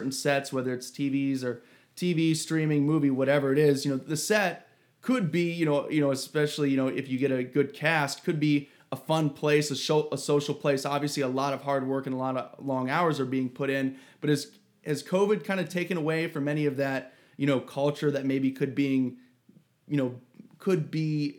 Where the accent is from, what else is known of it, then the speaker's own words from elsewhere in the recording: Ohio, United States; I'm from Ohio